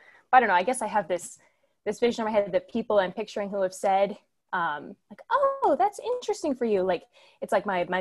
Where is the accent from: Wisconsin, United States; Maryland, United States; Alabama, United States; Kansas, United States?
Kansas, United States; Kansas City; also born or lived in Notre Dame, Indiana; now in St. Louis, United States; I'm from Kansas City, Kansas, and I studied computer engineering